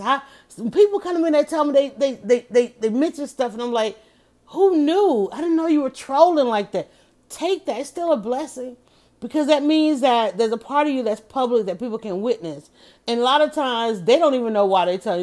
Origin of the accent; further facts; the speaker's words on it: Atlanta, Georgia, United States; I was born here and I ain't never, I have not left yet